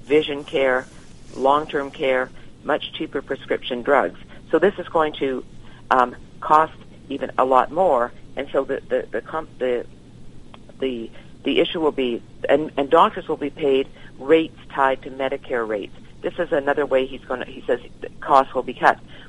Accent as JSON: {"language": "English", "country": "Canada", "moved": "yes", "lives_now": "United States", "said": "being Canadian"}